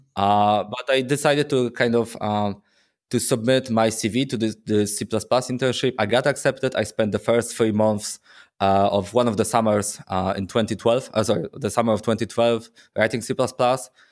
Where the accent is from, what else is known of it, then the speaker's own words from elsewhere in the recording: Poznań, Greater Poland, Poland; I'm from Poznań, Poland